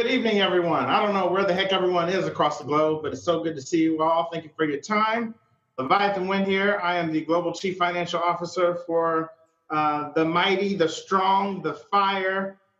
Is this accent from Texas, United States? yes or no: yes; Dallas-Fort Worth area, Texas, United States; moved away as an adult; now in California, United States; I'm from the Dallas-Fort Worth area.